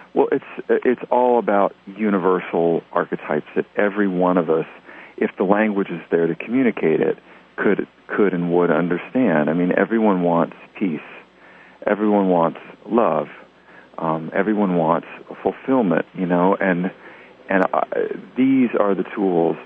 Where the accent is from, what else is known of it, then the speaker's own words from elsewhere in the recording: Tennessee, United States; also born or lived in New Jersey; I was born in New Jersey and grew up in Tennessee